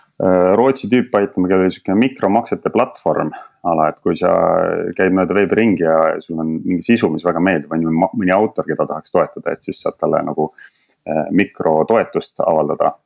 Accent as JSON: {"language": "Estonian", "country": "Estonia", "also_born_or_lived": "London", "moved": "as an adult", "lives_now": "Berlin, Germany", "said": "kui Eestisse tagasi jõudsin"}